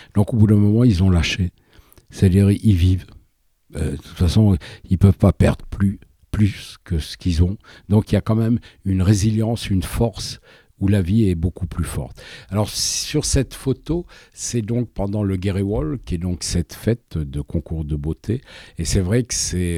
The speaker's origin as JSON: {"language": "French", "country": "France", "said": "je suis français"}